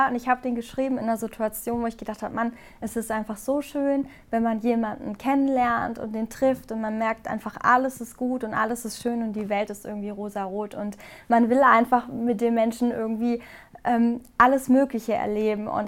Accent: Karlsruhe, Baden-Württemberg, Germany; also born or lived in Hamburg; Also ich habe immer gesagt, dass ähm, Hamburg eigentlich so meine Heimat geworden ist, aber Karlsruhe, da wo ich herkomme, das ist mein Zuhause.

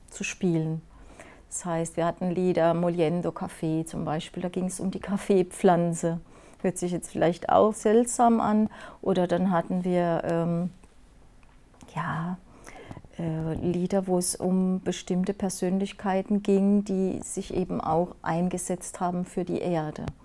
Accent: Rhineland-Palatinate, Germany; ich komme aus dem Pfälzer Wald ne, und ja. Ah. bin aufgewachsen im Wald. Ich bin also ein echtes äh, Wald, ein Waldmensch

